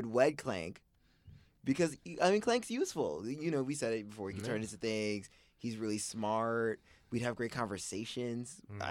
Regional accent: New York City, New York, United States; I grew up in Flatbush

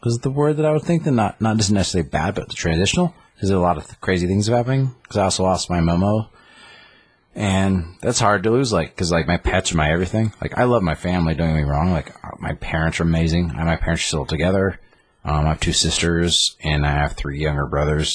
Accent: Craig, Colorado, United States; I was born in Colorado. I was raised in Colorado. No, I still live in Colorado.

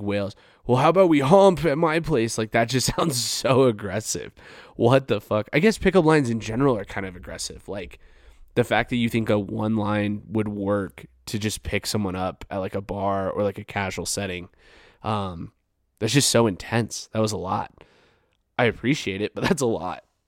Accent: Farmington, New Mexico, United States; I'm from Farmington, New Mexico.

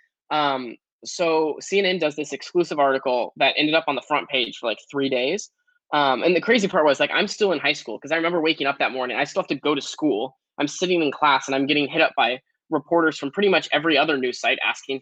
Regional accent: Portland, Oregon, United States; I grew up in Portland, Oregon

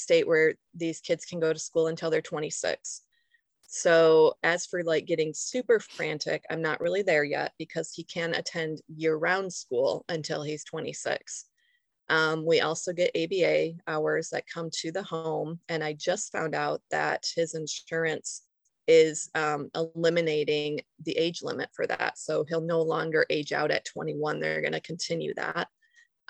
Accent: Grand Rapids, Michigan, United States; moved away as an adult; also born or lived in Arizona; we moved back to my hometown in Grand Rapids, Michigan

